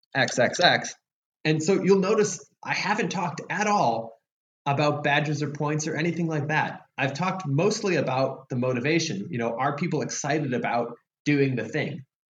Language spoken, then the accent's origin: English; Chicago, Illinois, United States; I was born in Chicago